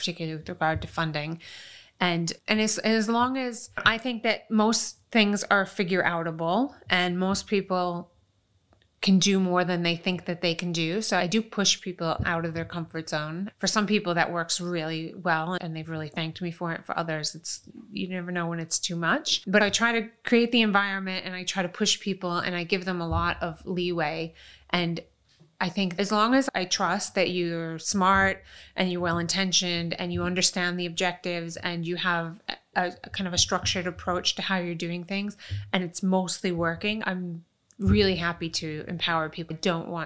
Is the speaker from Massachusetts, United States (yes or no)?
no; Rochester, New York, United States; moved away as an adult; also born or lived in Long Island, New York; now in London, United Kingdom; It was a good town that we eventually settled in. It had decent schools. It was safe, but it was Rochester, New York.